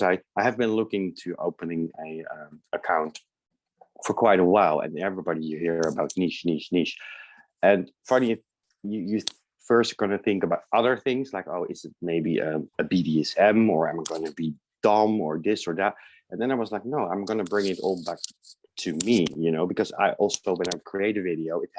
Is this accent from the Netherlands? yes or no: yes; The Hague, South Holland, Netherlands; moved away as an adult; also born or lived in Amsterdam / Germany / United States; now in London, United Kingdom; Originally from the Netherlands. I was born in The Hague, small seaside town, but I lived in Amsterdam for a long time.